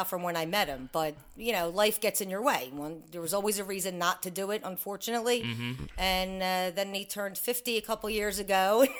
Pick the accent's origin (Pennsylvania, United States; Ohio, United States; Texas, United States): Pennsylvania, United States; Philadelphia; moved away as an adult; now in Sewell, New Jersey, United States; And I grew up on 11th and Wymensing.